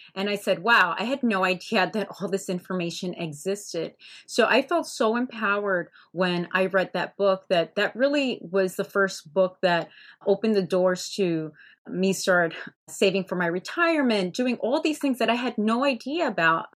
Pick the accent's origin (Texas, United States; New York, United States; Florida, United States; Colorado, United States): Florida, United States; Hialeah; I grew up in Hialeah, Florida